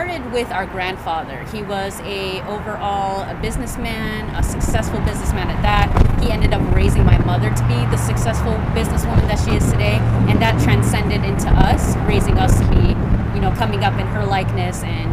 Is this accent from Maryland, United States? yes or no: no; Whitehall, Ohio, United States; we grew up in Whitehall